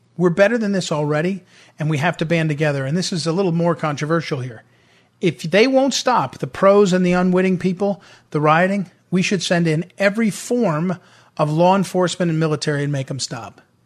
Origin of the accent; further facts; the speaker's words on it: St. Louis, Missouri, United States; I'm from St. Louis.